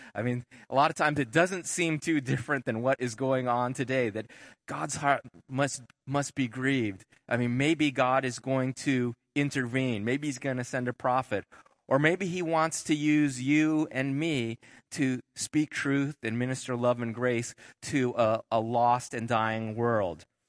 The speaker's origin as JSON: {"language": "English", "region": "Southern California", "country": "United States", "tie": "born or raised there", "moved": "yes", "said": "we moved back to where I grew up down in Southern California"}